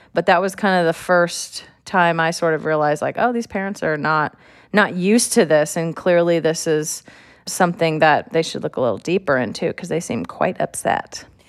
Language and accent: English; California, United States; I'm from California